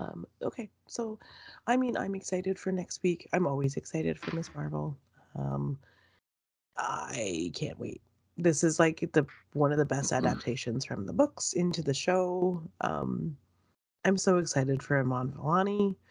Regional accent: Markham, Ontario, Canada; what are the chances that, like, we're on the same show right now and we're both from Markham, Ontario?

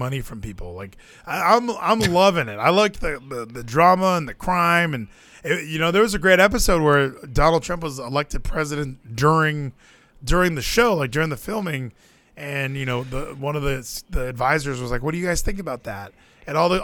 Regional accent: Texas, United States; I'm from Texas.

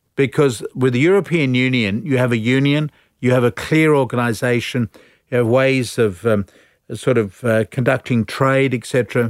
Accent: United Kingdom; moved away as an adult; now in Australia; I'm a Brit. So I came out here under the Commonwealth Scholarship Plan.

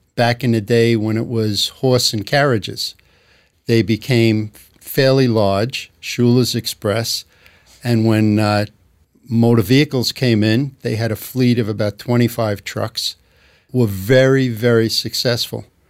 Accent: New York City, New York, United States; accent: New York; I grew up in, uh, Glendale, Queens

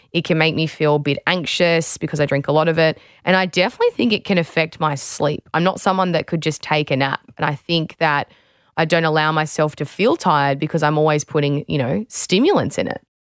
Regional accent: Australia; former Australian beach sprinter and fitness trainer

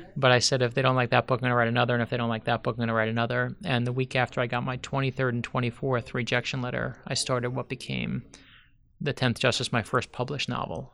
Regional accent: Miami, Florida, United States; I grew up here in South Florida.

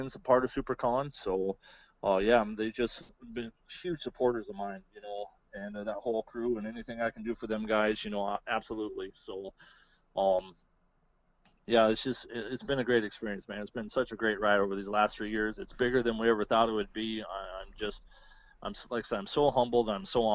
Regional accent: Pierre, South Dakota, United States; I've gone back to my hometown. I grew up around the Pierre area in central South Dakota

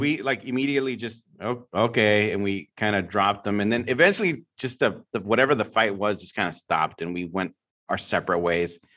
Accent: San Francisco Bay Area, California, United States; I'm from the San Francisco Bay Area, obviously, my whole life

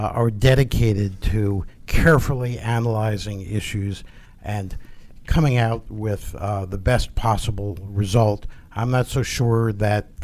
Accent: Bergen County, New Jersey, United States; From Bergen County, New Jersey, outside of New York City

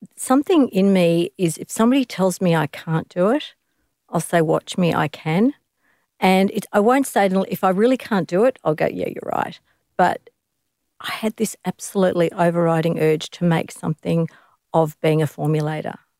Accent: Australia; I'm an Australian, and I'm a woman

